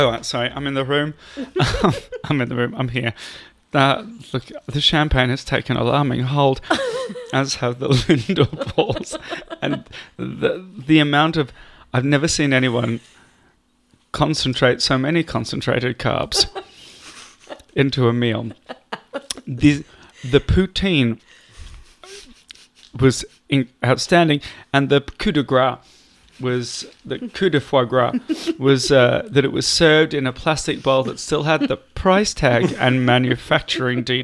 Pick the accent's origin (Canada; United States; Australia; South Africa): Australia; we're Australian